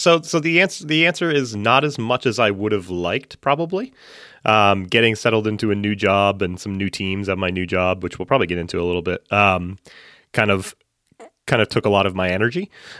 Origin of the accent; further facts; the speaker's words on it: Massachusetts, United States; I grew up in central Massachusetts, and now I live just north of Boston.